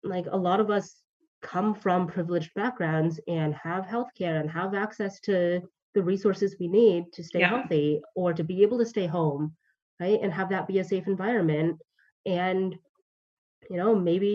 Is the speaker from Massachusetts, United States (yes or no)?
no; Georgia, United States; now in Los Angeles, United States; I'm from Georgia